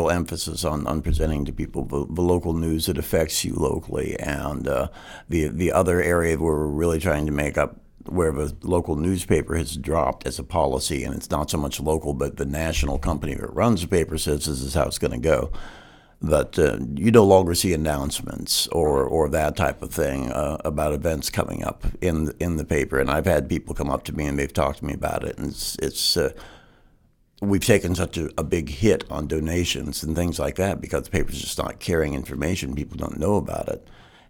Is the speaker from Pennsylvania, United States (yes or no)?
yes; Pittsburgh, Pennsylvania, United States; I'm from Pittsburgh. Really nice. We weren't that cultured up there.